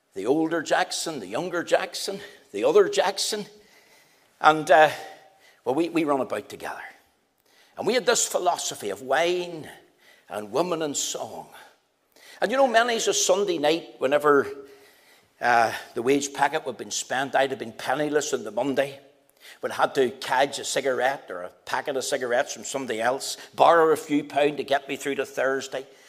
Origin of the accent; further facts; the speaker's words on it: Belfast, Northern Ireland, United Kingdom; also born or lived in Magherafelt / Drummadraw / Coleraine; I was taken to live in Albana Street in Belfast. Having lived there for a number of years as a boy